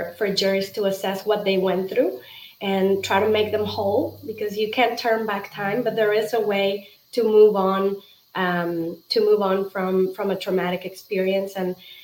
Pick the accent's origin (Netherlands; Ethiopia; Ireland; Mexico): Mexico; moved away as an adult; now in United States; I'm originally from Mexico